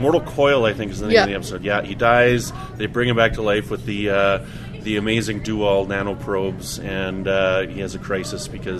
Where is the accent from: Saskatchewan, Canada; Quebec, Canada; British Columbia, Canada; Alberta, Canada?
Saskatchewan, Canada; Regina; I'm from Regina